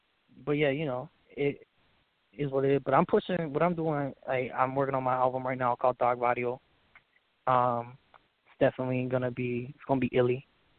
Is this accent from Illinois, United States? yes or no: no; Memphis, Tennessee, United States; So, like, nobody believes I'm from Memphis, basically. I don't sound like I'm from Memphis. I don't talk like I'm from Memphis.